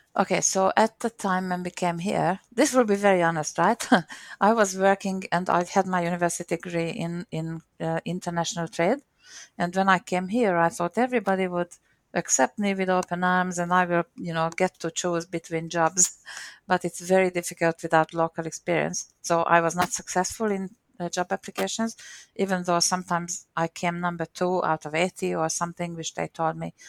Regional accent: Hungary; accent: Hungarian; first language Hungarian; English is a second language; moved away as an adult; also born or lived in Perth, Australia; now in Sydney, Australia; the Hungarian accent

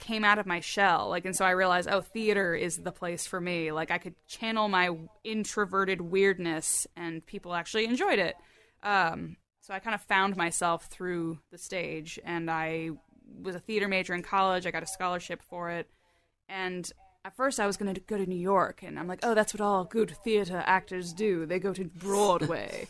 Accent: Germany; moved away; I was born in Germany

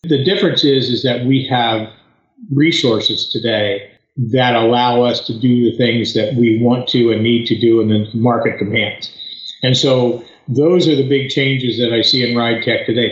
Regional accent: outside of Philadelphia, Pennsylvania, United States; moved away as an adult; now in North Carolina, United States; I was born and raised outside of Philadelphia, Pennsylvania lived there a good portion of my, my adult life

